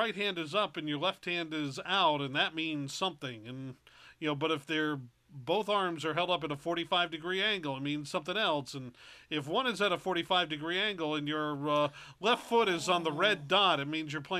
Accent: Rhode Island, United States; Growing up in Rhode Island and going to a private school

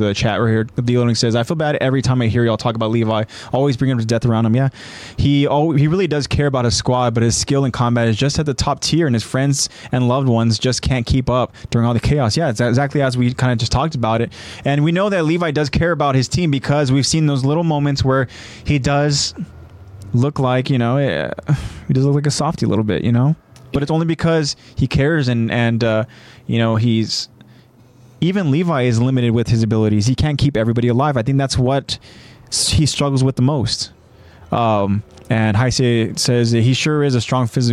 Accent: California, United States; I'm from California

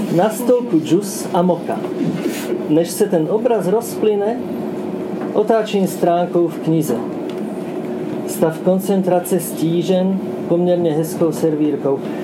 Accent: Slovakia; first language Slovak; Czech is a second language; also born or lived in Luxembourg; now in Czech Republic; překládám svoje vlastní básně ze slovenštiny do češtiny, protože jsem Slovák. Ale žiju tady už dost dlouho

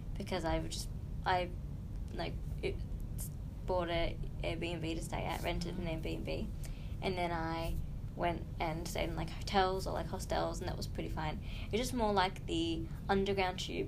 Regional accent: Kinglake, Victoria, Australia; growing up in King Lake

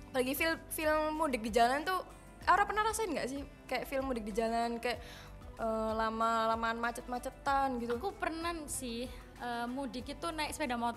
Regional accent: Sidoarjo, East Java, Indonesia; born there; aku doang yang lahir di sidoarjo

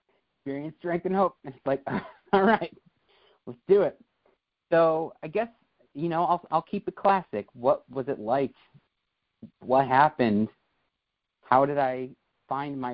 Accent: New York, United States; I hail from New York, but I'm actually in a town just outside of Philadelphia right now

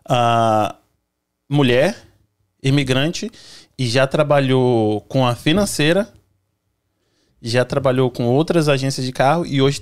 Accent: Espírito Santo, Brazil; Igual a gente do Espírito Santo, a gente acha que a gente não tem sotaque

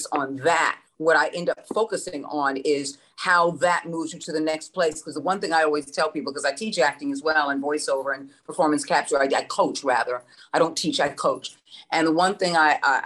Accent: New York City, New York, United States; moved away; I was from the New York area

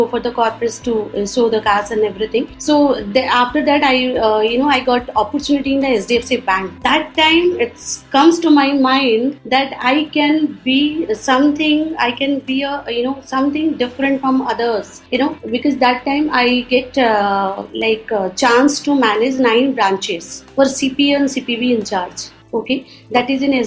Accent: Odisha, India; I'm from Orissa

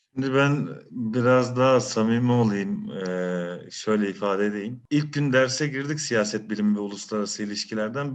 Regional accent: Bursa, Turkey; doğma büyüme Bursa.

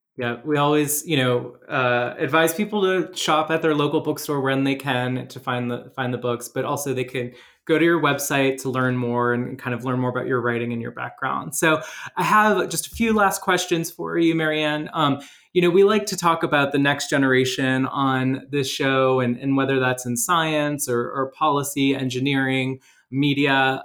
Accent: outside New Orleans, Louisiana, United States; I grew up like in New Orleans, outside New Orleans

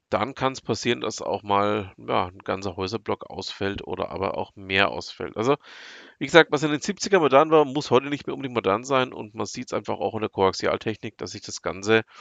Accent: Bavaria, Germany; komme ich aus dem Herzen von Franken, also aus der Nähe von Nürnberg, aber eben auch nicht nur aus der Nähe von Nürnberg, aus dem Landkreis Fürth genauer gesagt.

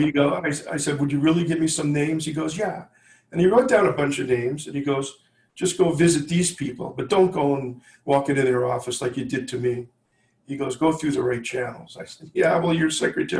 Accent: New York City, New York, United States; moved away; I'm from New York originally

